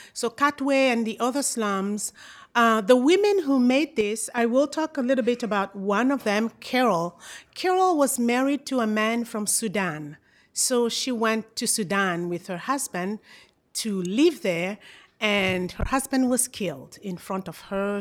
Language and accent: English; Brazzaville, Republic of the Congo; I am from Congo, Brazzaville